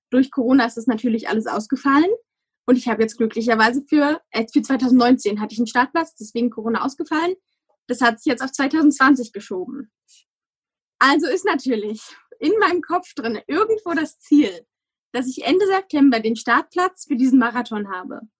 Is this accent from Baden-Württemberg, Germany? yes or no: no; Rhineland-Palatinate, Germany; ich komme aus dem Westerwald. Ich weiß nicht, ob das jemandem, der zuhört, was sagt ursprünglich. Also da wohnen meine Eltern. Es ist sehr bergig.